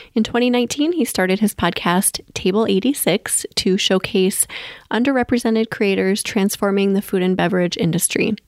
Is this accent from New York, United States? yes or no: no; Minneapolis, Minnesota, United States; in a mansion in Minneapolis, Minnesota, my hometown